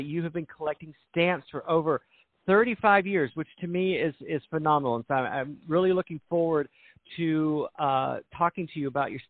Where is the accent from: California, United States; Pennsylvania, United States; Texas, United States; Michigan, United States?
Texas, United States; And I grew up in Texas.